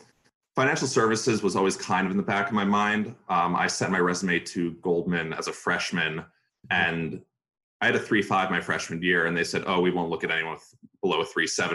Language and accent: English; Long Island, New York, United States; now in New York City, United States; I grew up in Long Island. My parents were living there at the time